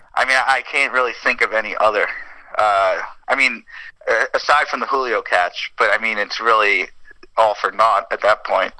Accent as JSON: {"language": "English", "area": "Nassau County", "region": "New York", "country": "United States", "moved": "as an adult", "lives_now": "Medford, United States", "said": "I am a New Yorker forever"}